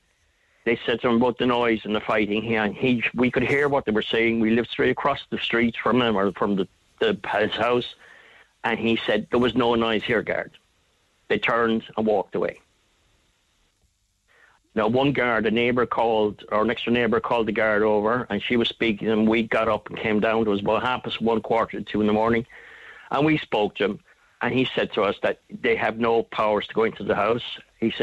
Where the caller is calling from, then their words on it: West Cork, Munster, Ireland; I'm ringing from West Cork, and we live in a small estate in a town in West Cork